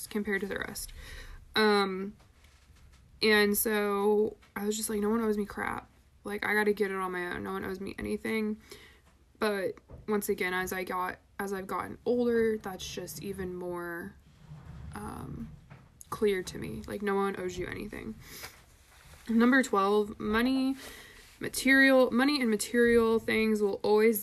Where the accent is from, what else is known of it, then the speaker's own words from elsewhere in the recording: United States; we are American capitalist consumerist